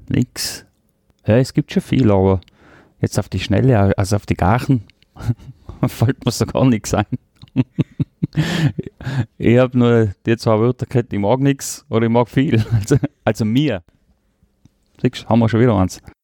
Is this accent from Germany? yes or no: no; Tyrol, Austria; accent: Tyrolean; first language Tyrolean German and Croatian; now in Vienna, Austria; Der Tiroler Dialekt hat einen sehr hohen Stellenwert bei mir. Das ist meine Heimat, da bin ich aufgewachsen das ist die erste Sprache mit Kroatisch, was ich gelernt habe.